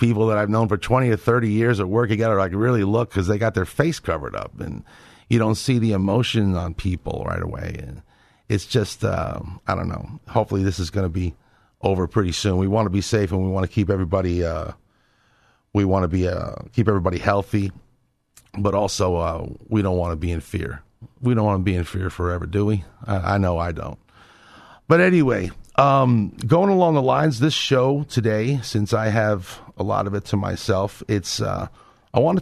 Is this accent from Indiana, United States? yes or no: no; New York, United States; now in Texas, United States; I'm a New Yorker